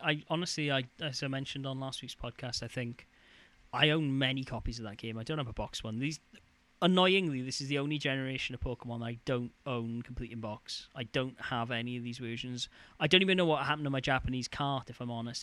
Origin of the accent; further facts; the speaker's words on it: near Neath, Wales, United Kingdom; Neath, which is a, a town near my hometown